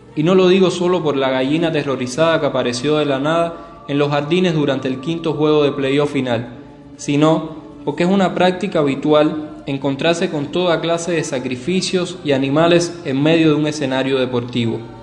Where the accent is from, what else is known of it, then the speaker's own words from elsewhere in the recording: Cuba; como cubanos